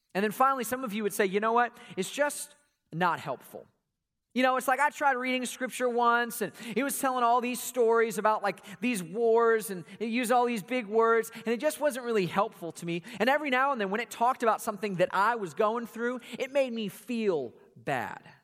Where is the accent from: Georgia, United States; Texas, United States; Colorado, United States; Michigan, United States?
Georgia, United States; Atlanta; we grew up here in Atlanta, home of Coca-Cola